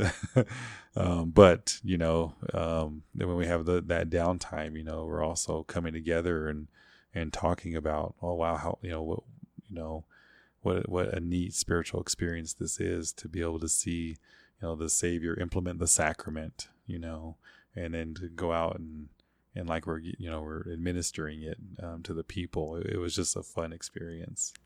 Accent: Cheyenne Arapaho Reservation, Oklahoma, United States; I grew up mostly on the Cheyenne Arapahoe Reservation there.

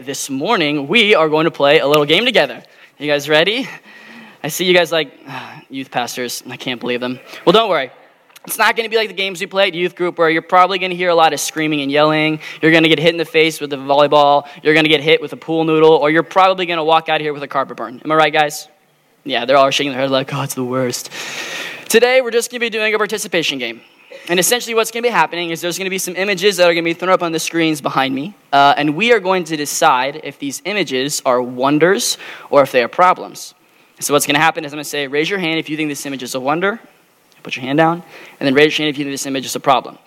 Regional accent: Arizona, United States; also born or lived in Kansas; I've been born and raised in Arizona all my life

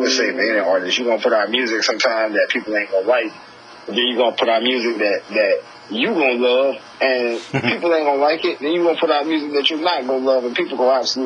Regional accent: Arcadia, Florida, United States; I'm originally from Florida, man. I was born in Arcadia, Florida

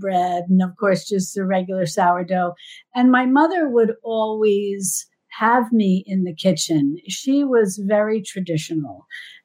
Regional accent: New York, United States; I'm from New York

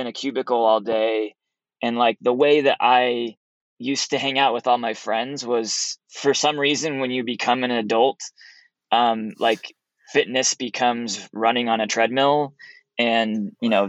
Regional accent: Oregon coast, United States; moved away as an adult; also born or lived in Utah; I grew up on the Oregon coast, a little town of 10,000 people.

